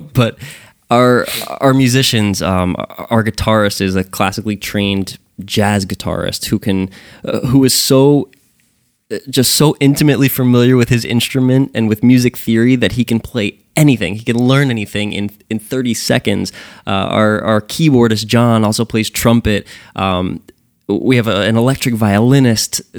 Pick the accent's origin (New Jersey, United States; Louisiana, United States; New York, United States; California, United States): New Jersey, United States; Sayreville; I'm born and raised in Sayreville, New Jersey.